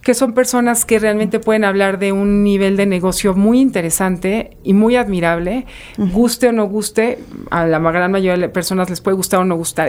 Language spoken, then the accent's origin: Spanish; Saltillo, Coahuila, Mexico; muy del norte soy de Saltillo